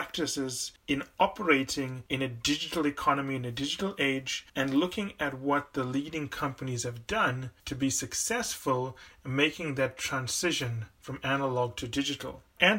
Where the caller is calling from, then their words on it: Los Angeles, California, United States; and I'm calling in from Los Angeles, where it's very warm.